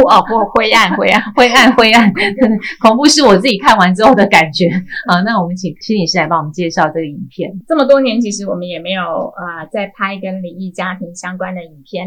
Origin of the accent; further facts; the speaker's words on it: Hualien County, Taiwan; 它大概是我们花莲人 周末必去的一个避暑，然后躲雨休闲的地方